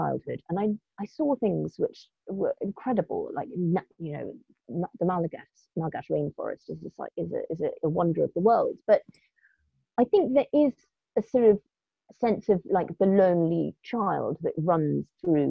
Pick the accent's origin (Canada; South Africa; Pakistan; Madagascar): Madagascar; also born or lived in Kenya / Morocco; Like, I grew up in Madagascar and Kenya and Morocco, and I remember getting telexes.